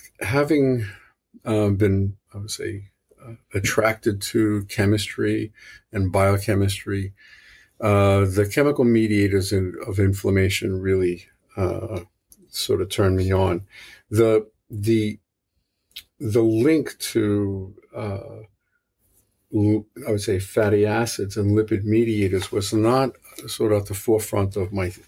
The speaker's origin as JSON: {"language": "English", "town": "New York City", "region": "New York", "country": "United States", "tie": "born or raised there", "accent": "New York City", "moved": "yes", "said": "you could probably hear this is a New York City accent. It's not a it's not a Boston accent. I'm originally from New York, and I went to school in New York"}